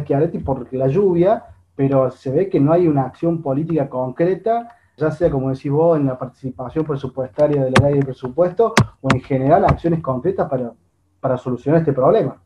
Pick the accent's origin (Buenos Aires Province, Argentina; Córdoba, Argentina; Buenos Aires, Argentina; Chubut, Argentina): Córdoba, Argentina; Los cordobeses pagamos impuestos carísimos